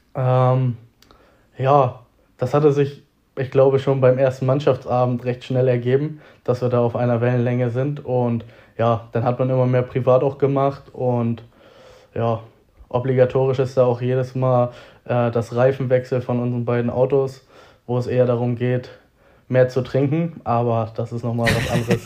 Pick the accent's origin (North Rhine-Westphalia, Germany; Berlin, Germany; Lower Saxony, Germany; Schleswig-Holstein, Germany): Schleswig-Holstein, Germany; Reinfeld area; born or raised there; moved away as an adult; now in Hamburg, Germany